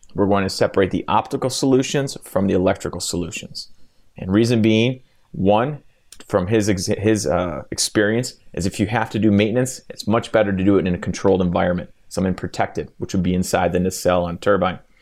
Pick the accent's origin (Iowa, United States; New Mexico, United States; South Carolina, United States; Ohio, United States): Ohio, United States; Cleveland; In Cleveland, absolutely, my hometown.